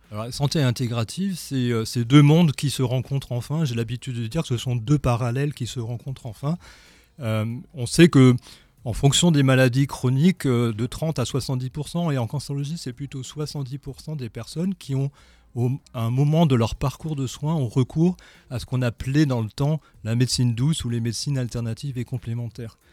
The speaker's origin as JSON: {"language": "French", "town": "Strasbourg", "region": "Grand Est", "country": "France", "also_born_or_lived": "Lyon", "moved": "as an adult", "lives_now": "Dunkirk, France", "said": "Je suis euh, cancérologue à Dunkerque maintenant, dans le Nord, mais je suis strasbourgeois, strasbourgeois d'origine"}